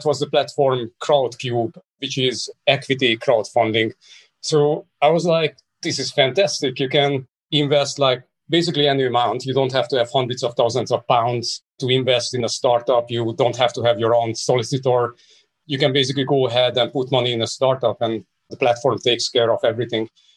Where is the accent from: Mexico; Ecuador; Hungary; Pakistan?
Hungary; now in London, United Kingdom; I was born in Hungary. That was part of the Eastern Bloc when I was born. 1979, if you believe that. That was a long time ago. And I actually spent my first 10 years under communism